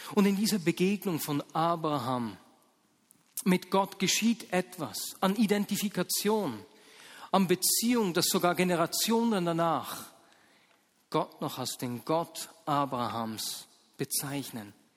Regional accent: Muri bei Bern, Bern, Switzerland; also born or lived in Hasliberg / Ostermundigen; Ich war sieben Jahre alt, als meine Eltern mit uns Kindern vom Hasliberg äh, nach Ostermunding gezogen sind

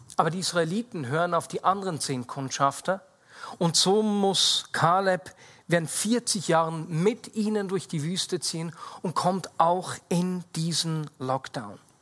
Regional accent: Switzerland

